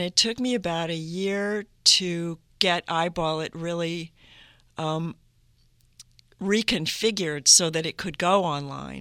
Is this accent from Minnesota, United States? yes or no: yes; Duluth, Minnesota, United States; moved away; I, I grew up in northern Minnesota. I was born in Duluth, Minnesota